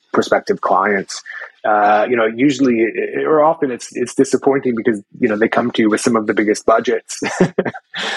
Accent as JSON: {"language": "English", "town": "New York City", "region": "New York", "country": "United States", "tie": "born or raised there", "also_born_or_lived": "Portland, Oregon", "moved": "as an adult", "lives_now": "Australia", "said": "I was born and raised in Manhattan, actually, in the heart of New York City."}